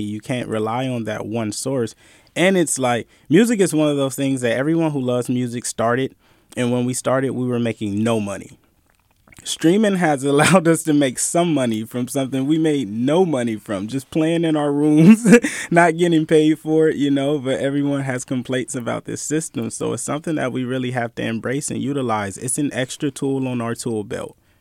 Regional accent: Bay Area, California, United States; I'm from the Bay Area. I grew up in a time of bootlegging

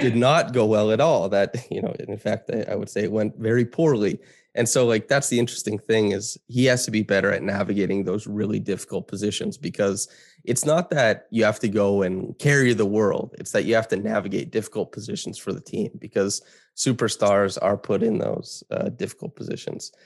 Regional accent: Saskatchewan, Canada; moved away; I grew up in small town Saskatchewan

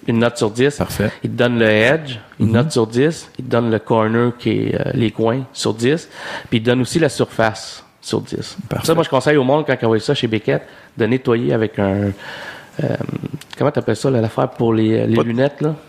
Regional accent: Saint-Jean-Port-Joli, Quebec, Canada; on a grandi à Saint-Jean-Port-Joli, à Québec

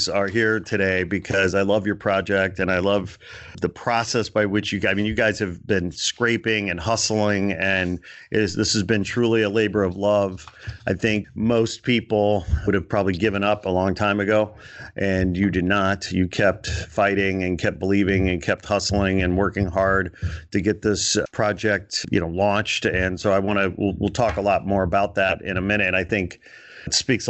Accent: Portage, Indiana, United States; moved away as an adult; also born or lived in Gary, Indiana / Chicago / Canada; now in Los Angeles, United States; I was born in Gary, Indiana. I grew up in Portage, Indiana.

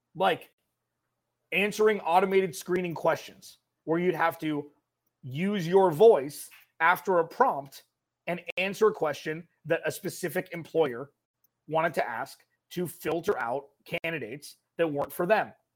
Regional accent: California, United States; I grew up in California

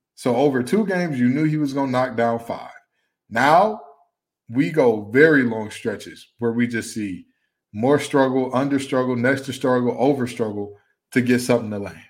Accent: Detroit, Michigan, United States; my hometown of Detroit, Michigan

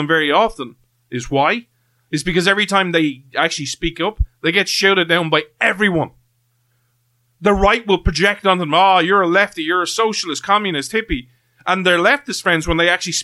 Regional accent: Ireland; I'm from Ireland

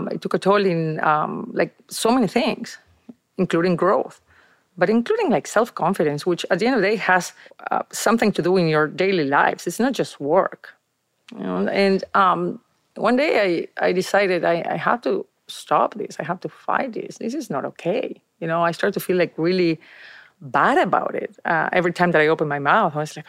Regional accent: Argentina; English is a second language; moved away as an adult; now in United States; I moved from Argentina to the States

